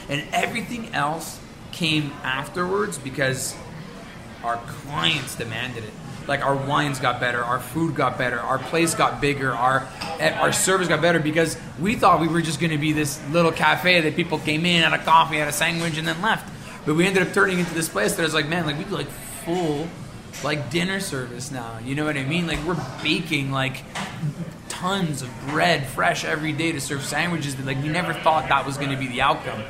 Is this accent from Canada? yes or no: yes; Montreal, Quebec, Canada; I grew up in the Southwest in LaSalle and Point St. Charles